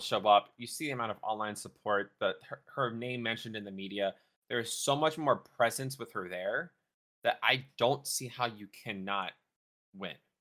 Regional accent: Texas, United States; now in North Dakota, United States; my state I'm from, Texas

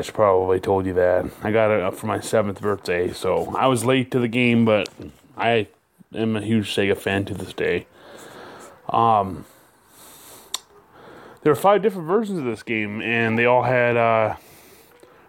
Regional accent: Muskegon, Michigan, United States; I'm from Muskegon, Michigan

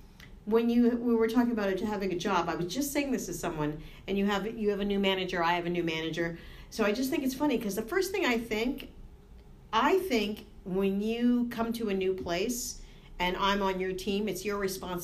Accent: Boston, Massachusetts, United States; moved away as an adult; now in New Jersey, United States; I come from Boston where everybody says like Boston people are mean, like massholes. But honestly, I've lived here 4 years now.

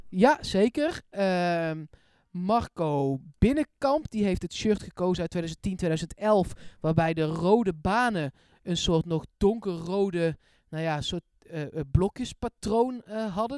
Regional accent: Eindhoven, North Brabant, Netherlands; ik kom uit Eindhoven en ik speelde bij de voetbalvereniging die nu Wodan heet, dat is in Woensel

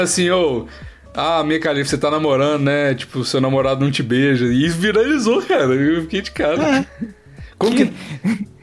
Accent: Curvelo, Minas Gerais, Brazil; sou de Curvelo, né? E aí eu tenho avós que moram lá, tem casa lá e tudo mais

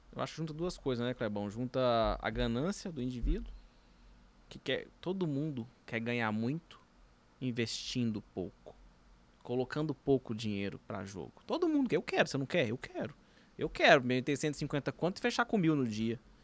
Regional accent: Minas Gerais, Brazil; eu sou mineiro

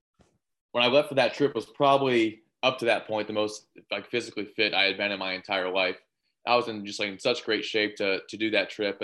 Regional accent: Ottawa, Ohio, United States; I'm from Ottawa, Ohio. It's a small town in Northwest Ohio. Grew up playing sports, and we own a farm

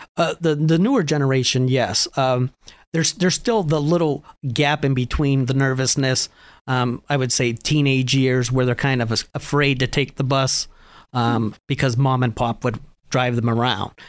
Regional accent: Erie, Pennsylvania, United States; I was born and raised here in Erie.

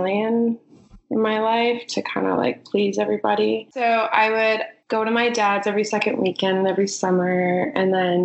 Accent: Prince George, British Columbia, Canada; I grew up in Prince George, and I grew up on a farm

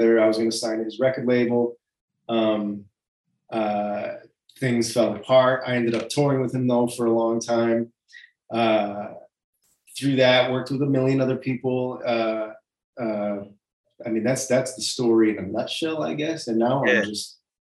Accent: Pittsfield, Massachusetts, United States; moved away as an adult; also born or lived in New York; I grew up in the Berkshires in a small town called Pittsfield, Massachusetts.

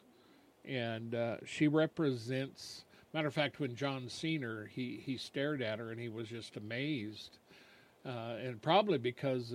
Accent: United States; We have pride in being American.

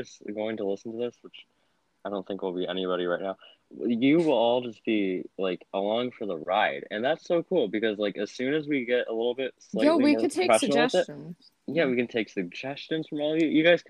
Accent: United States; accent: American; We're Americans.

